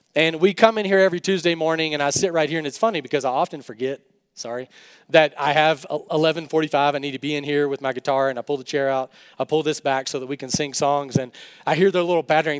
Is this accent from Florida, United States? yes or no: no; West Texas, United States; I grew up in West Texas.